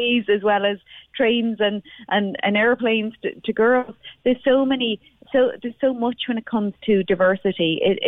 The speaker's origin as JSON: {"language": "English", "town": "Dublin", "region": "Leinster", "country": "Ireland", "tie": "born or raised there", "said": "growing up in South Dublin"}